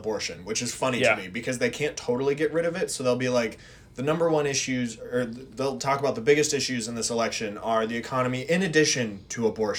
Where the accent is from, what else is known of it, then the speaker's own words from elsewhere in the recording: Minnesota, United States; I'm not a coastal elitist to know I'm from Minnesota. We don't know how to say any of these fancy schools.